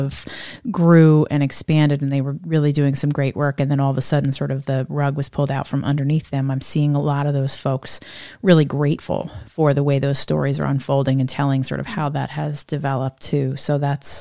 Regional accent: Northeast, United States; I'm from the Northeast

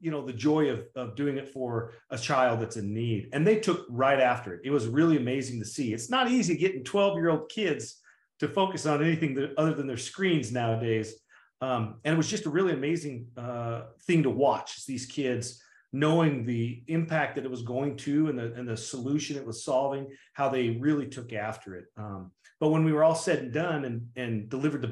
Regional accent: Idaho, United States; I'm just a farm kid from Idaho. I grew up in Idaho, small town Idaho.

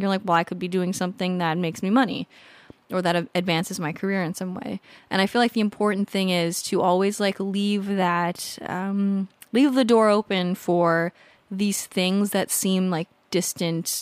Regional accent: California, United States; moved away as an adult; also born or lived in Colorado; now in San Diego, United States; I grew up in California, lived in California until I went, I moved to Colorado a few years ago

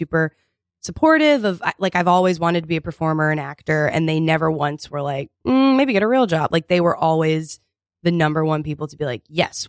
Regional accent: Texas, United States; also born or lived in Connecticut / Vermont / Florida; I was born in Connecticut, then we moved to Vermont, then we moved to Florida, then we moved to Texas.

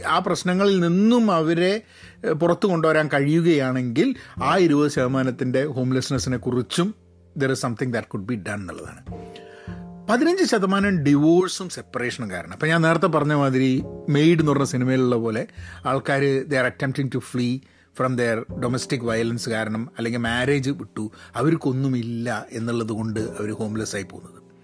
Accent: Kozhikode, Kerala, India; moved away as an adult; also born or lived in United Kingdom / London; now in United States; ഞാനൊക്കെ കോഴിക്കോട് ജനിച്ച് വളർന്ന് വരുന്ന സാഹചര്യത്തിലൊക്കെ തന്നെ വളരെ പ്രിവിലേജ്ഡ് ആയിട്ടാണ്

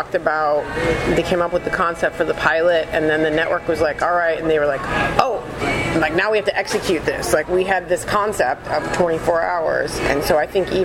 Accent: Detroit, Michigan, United States; moved away; I grew up suburbs of Detroit

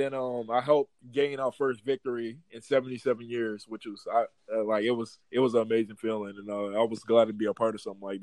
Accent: Destrehan, Louisiana, United States; moved away as an adult; also born or lived in Utah; So I'm originally from New Orleans, Louisiana, from actually it's Destrehan, 20 minutes outside of New Orleans, the New Orleans area. Graduated from Destrehan High School.

